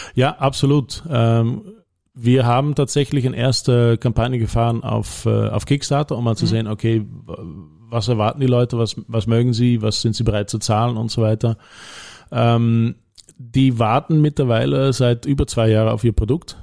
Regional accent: Netherlands; German is a second language; moved away as an adult; also born or lived in Belgium / Leoben, Austria; now in Austria; ich bin Niederländer

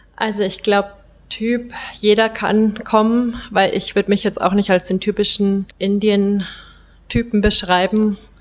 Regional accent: Bavaria, Germany; moved away as an adult; now in India; ich komme aus Bayern

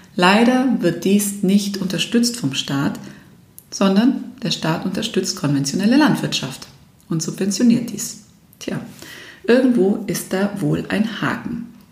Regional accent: Germany; wir Deutschen

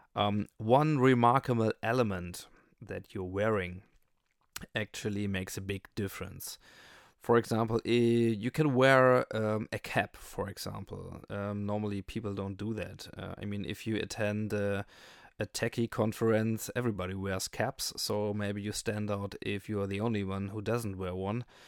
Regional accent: Germany; I'm from Germany

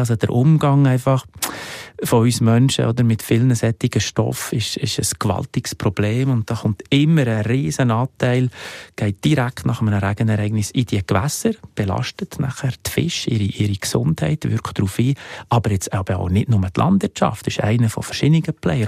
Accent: Switzerland; bei uns in der Schweiz

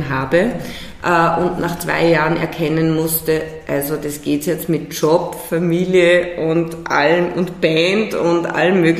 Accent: Salzburg, Austria; born there; Ich bin geboren Salzburg Stadt

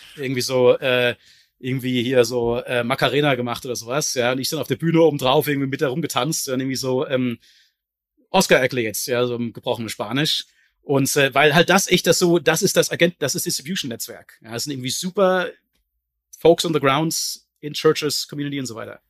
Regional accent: Germany; als Deutscher

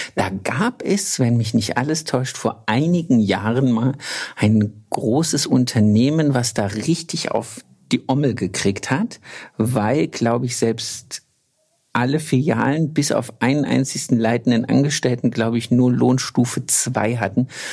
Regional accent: Thuringia, Germany; now in Baden-Württemberg, Germany; aus Thüringen, wo ich herkomme

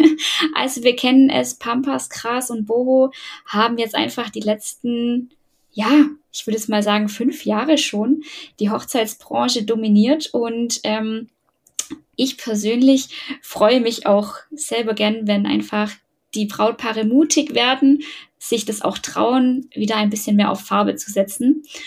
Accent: Ulm, Baden-Württemberg, Germany; ich komme aus Ulm

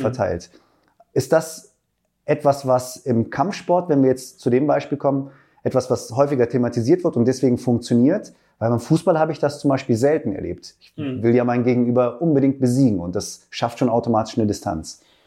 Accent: Braunschweig, Lower Saxony, Germany; ich komme aus Braunschweig

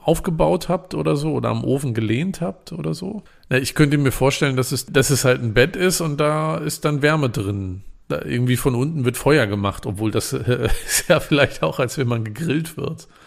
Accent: Germany

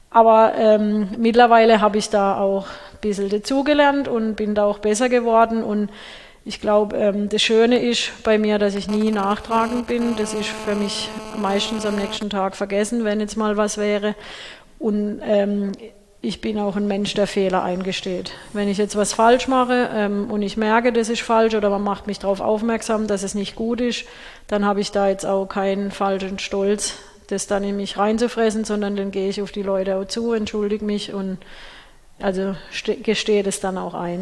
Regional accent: Schelingen, Baden-Württemberg, Germany; in Schälingen

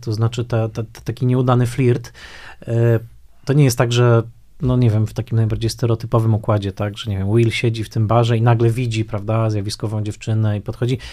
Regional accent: Tarnowskie Góry, Silesian Voivodeship, Poland; pamiętam, że częścią mojej historii życiowej na pewno było to, że mm, bardzo starałem się nie mówić gwarą, prawda? dorastając y, w Tanowskich Górach

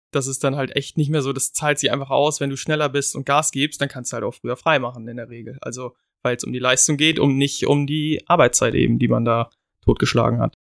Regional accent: Germany; wir halt als Deutsch

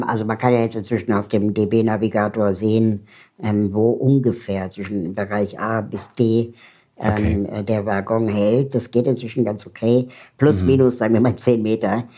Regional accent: Berlin, Germany; ich komme aus Berlin

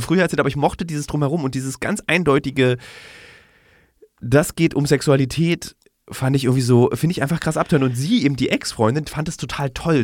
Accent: Berlin, Germany; in Berlin als Berliner

